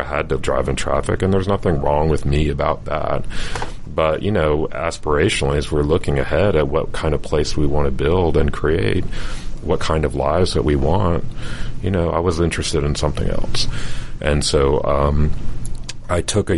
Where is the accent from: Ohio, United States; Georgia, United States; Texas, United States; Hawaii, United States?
Georgia, United States; Chamblee; also born or lived in Atlanta, Georgia / Paris, France; I grew up in Chamblee and we could hear the train at night